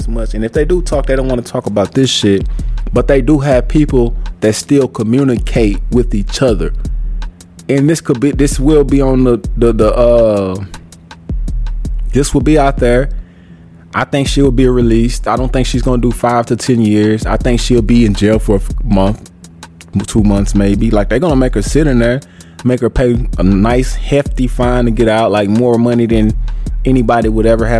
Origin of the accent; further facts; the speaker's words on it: United States; as an American